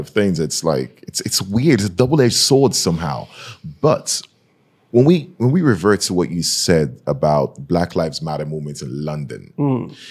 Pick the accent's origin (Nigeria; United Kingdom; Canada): Nigeria; moved away; I'm from Nigeria